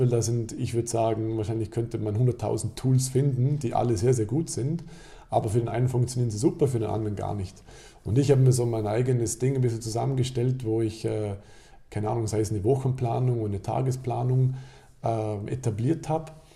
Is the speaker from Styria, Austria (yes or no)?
no; Alberschwende, Vorarlberg, Austria; in meinem Heimatdorf Alberschwende